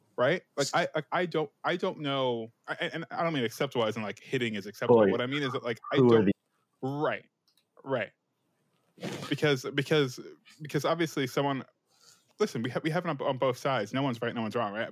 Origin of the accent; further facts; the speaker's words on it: United States; I'm American